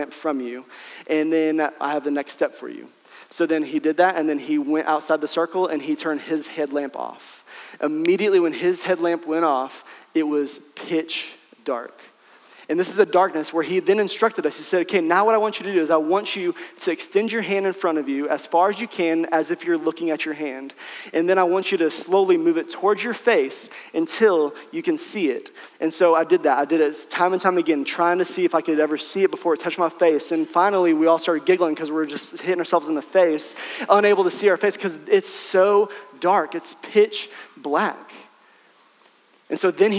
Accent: Branson, Missouri, United States; I grew up in Branson, Missouri. So that's southwest Missouri, and it's right next to northwest Arkansas

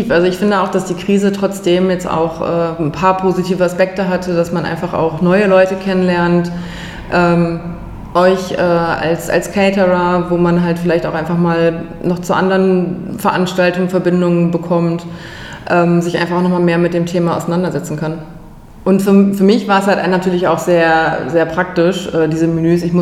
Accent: Bremen, Germany; now in Berlin, Germany; bin ursprünglich aus Bremen, hab dort, äh, ja, bin dort aufgewachsen, bin zur Schule gegangen, habe dort studiert, Biologie, bin dann äh, für die Promotion nach Berlin gezogen, vor jetzt mittlerweile 15 Jahren.

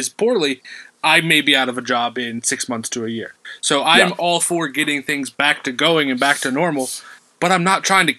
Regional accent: Pennsylvania, United States; we're from Pennsylvania

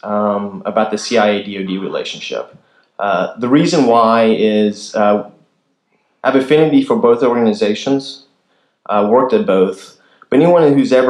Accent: Kansas, United States; moved away; I'm originally from Kansas

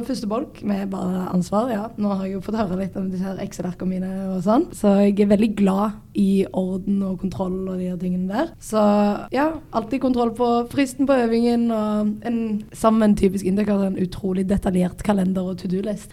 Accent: Sandnes, Rogaland, Norway; jeg er fra Sandnes

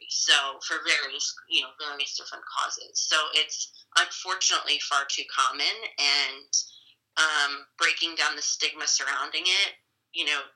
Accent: Wall, New Jersey, United States; also born or lived in Binghamton, New York; the Tears Foundation is actually based in my hometown of Wall

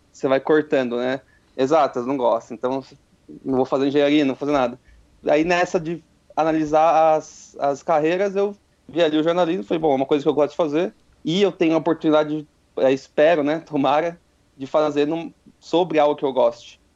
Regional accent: Itatiba, São Paulo, Brazil; moved away as an adult; eu sou de Itatiba, interior, então assim, tinha que vir para cá, mudar

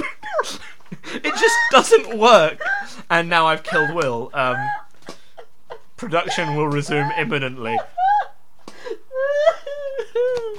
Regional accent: England, United Kingdom; we're English

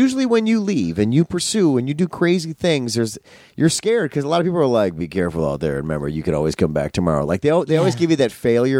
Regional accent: Midwest, United States; moved away; we know that we're both Midwesterners, right? So we come from the Middle Earth.

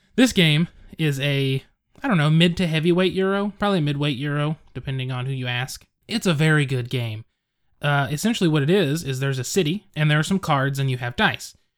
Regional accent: Edmond, Oklahoma, United States; my hometown. I live in Edmond, Oklahoma

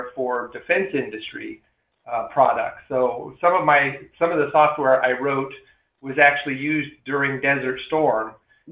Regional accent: Lamar, Colorado, United States; moved away as an adult; also born or lived in Fort Collins, Colorado / Lubbock, Texas / Maryland; now in Celebration, Florida, United States; I grew up in a small farming community in Southeast Colorado. My hometown is Lamar

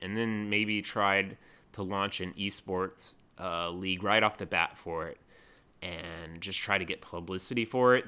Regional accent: North Carolina, United States; I'm from North Carolina

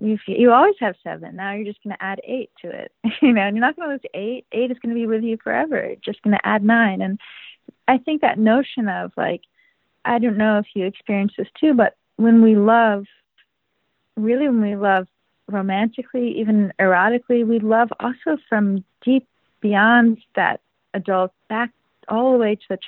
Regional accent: United States; also born or lived in Israel; an American Jew who's had an enormous amount of her life also happen in Israel

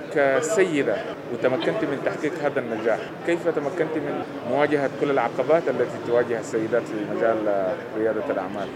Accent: Bahrain; من البحرين

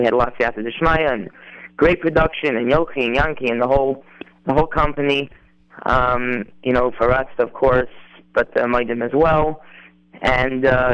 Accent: Waterbury, Connecticut, United States; I'm from Waterbury, Connecticut

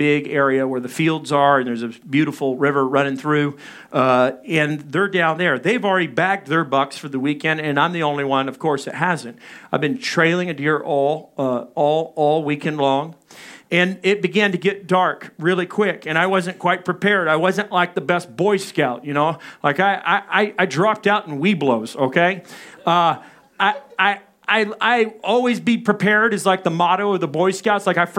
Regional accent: Little Rock, Arkansas, United States; I grew up in Little Rock, and my dad and my brothers were all hunters and fishermen, and I enjoyed the outdoors, but I also liked the city.

